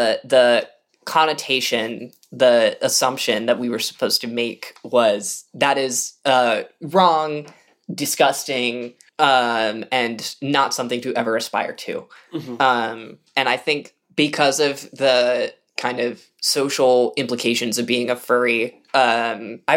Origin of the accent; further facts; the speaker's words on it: the Bay Area, California, United States; growing up in the Bay